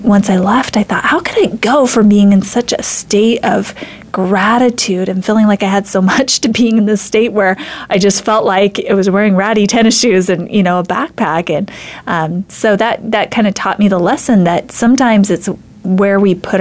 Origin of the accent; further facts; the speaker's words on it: Idaho, United States; I'm from Idaho